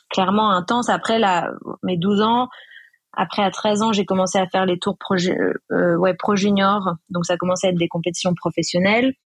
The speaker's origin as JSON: {"language": "French", "region": "Réunion", "country": "France", "also_born_or_lived": "Bayonne", "said": "Quand on vient de la Réunion, en fait, on est loin un peu de tout et dans le milieu du surf aussi."}